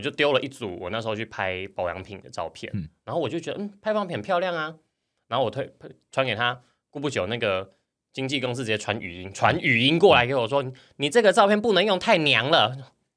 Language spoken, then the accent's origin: Chinese; Hsinchu, Taiwan; 我是新竹人